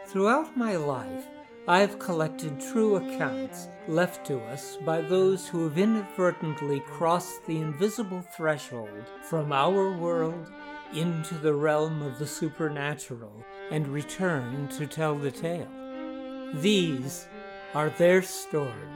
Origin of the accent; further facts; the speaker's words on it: Nevada City, California, United States; my hometown of Nevada City, California